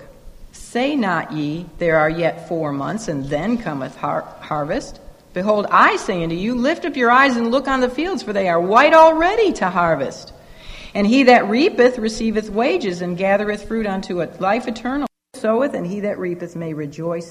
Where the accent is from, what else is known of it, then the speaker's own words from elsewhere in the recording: United States; growing up in America